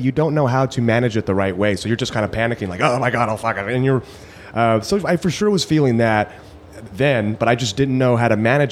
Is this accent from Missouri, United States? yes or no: no; Rancho Cucamonga, California, United States; also born or lived in Burbank, California; I was born in Burbank. I grew up in Rancho Cucamonga. And then I live back in Burbank now.